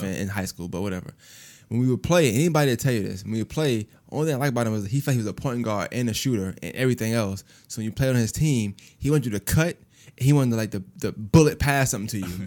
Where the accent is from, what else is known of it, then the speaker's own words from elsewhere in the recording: New York, United States; now in Augusta, United States; I'm from Brooklyn